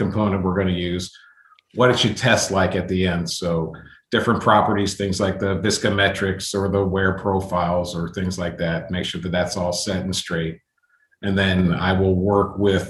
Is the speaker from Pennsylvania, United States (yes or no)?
yes; Western Pennsylvania, United States; I grew up in Western Pennsylvania